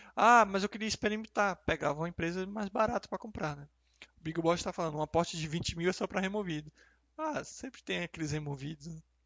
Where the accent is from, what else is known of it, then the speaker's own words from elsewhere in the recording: Salvador, Bahia, Brazil; moved away as an adult; also born or lived in Rio de Janeiro; eu nasci e cresci em Salvador